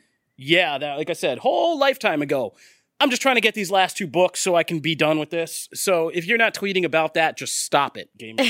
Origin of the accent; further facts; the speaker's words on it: East Coast, United States; I'm from the East Coast.